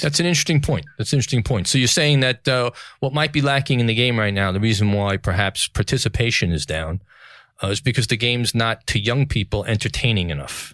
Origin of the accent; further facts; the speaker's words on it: New York City, New York, United States; New York City, the greatest city in the world, my hometown